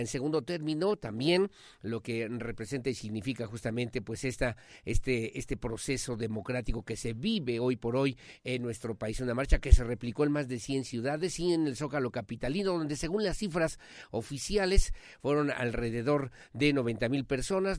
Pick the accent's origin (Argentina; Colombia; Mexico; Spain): Mexico